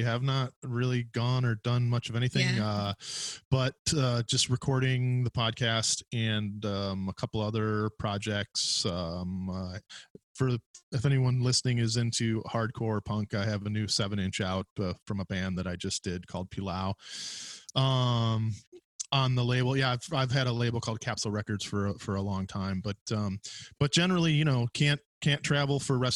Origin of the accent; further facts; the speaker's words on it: Detroit, Michigan, United States; moved away; I grew up in Detroit